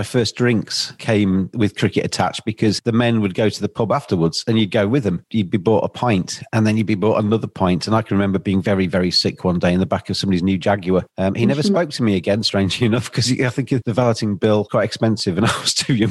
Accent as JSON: {"language": "English", "area": "Lincolnshire", "region": "East Midlands", "country": "United Kingdom", "tie": "born or raised there", "said": "I grew up in Lincolnshire, and I grew up in a town where there weren't many brown or black faces."}